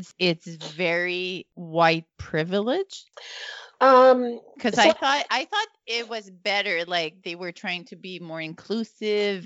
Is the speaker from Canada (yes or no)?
yes; Northern Alberta, Canada; moved away as an adult; now in Montreal, Canada; I grew up in Northern Alberta, a small white community